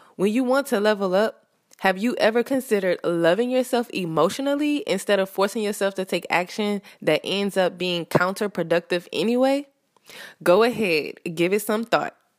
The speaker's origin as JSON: {"language": "English", "region": "the South", "country": "United States", "said": "I live in America. I'm from the South"}